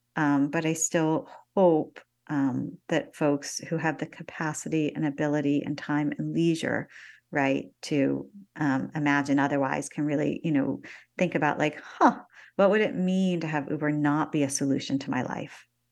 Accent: Northeast Ohio, United States; moved away; I grew up in Northeast Ohio in the nineteen eighties

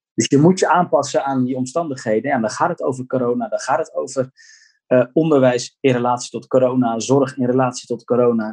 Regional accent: Gouda, South Holland, Netherlands; ik kom dan uit Gouda

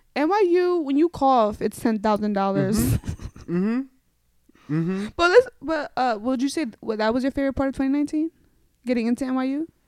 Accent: New York City, New York, United States; moved away as an adult; now in Los Angeles, United States; I'm from New York, so I'm a very hard Bronx edgy girl

